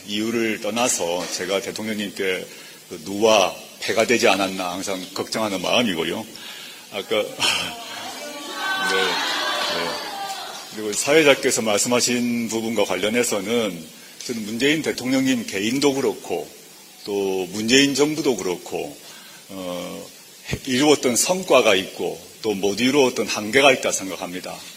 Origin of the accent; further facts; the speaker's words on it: Busan, South Korea; 제가 이제 부산 출신이다 보니까